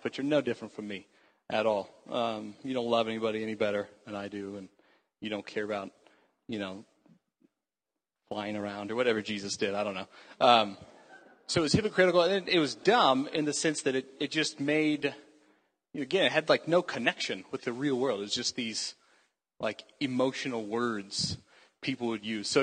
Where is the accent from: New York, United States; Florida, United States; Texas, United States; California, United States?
Texas, United States; Houston; I grew up in Houston, Texas, which is a terrible place.